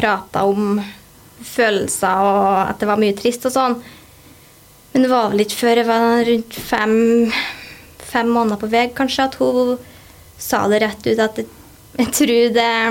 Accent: Ålen, Trøndelag, Norway; also born or lived in Haltdalen; jeg kommer opprinnelig fra Haltdalen. Og så flytta vi til Ålen når jeg gikk sånn i tredje klasse. Og der har jeg egentlig bare bodd.

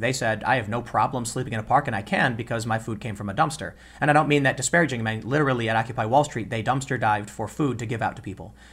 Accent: Chicago, Illinois, United States; when I was a kid growing up in Chicago

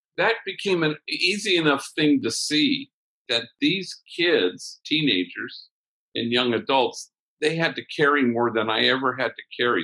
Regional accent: Los Angeles, California, United States; where I grew up in Los Angeles

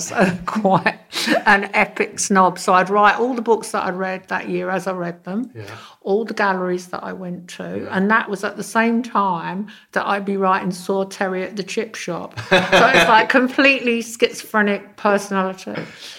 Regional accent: London, United Kingdom; I grew up in Fulham

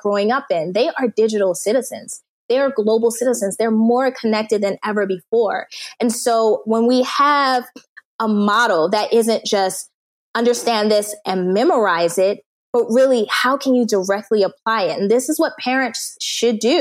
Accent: United States; moved away as an adult; also born or lived in Turkmenistan / South Korea; I'm an American

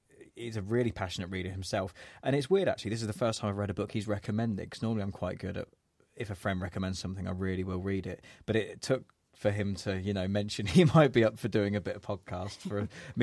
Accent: Kettering, East Midlands, United Kingdom; he's from Northampton, I'm from Kettering, so we were from the same neck of the woods

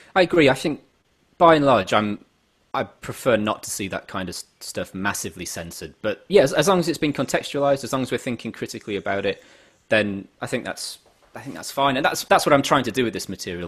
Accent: England, United Kingdom; as an Englishman

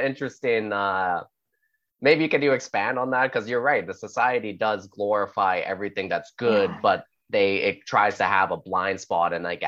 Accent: Canada; I'm Canadian too

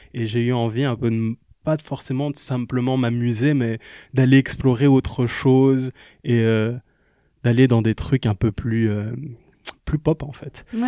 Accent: Kinshasa, DR Congo; now in Liège, Belgium; je suis né en Belgique, mais j'ai grandi à Kinshasa. Puis je suis revenu en Belgique, à Liège toujours

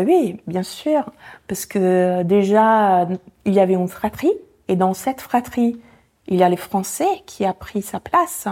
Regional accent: Italy; first language Italian; French is a second language; moved away as an adult; now in France; ma langue maternelle, qui est l'italien

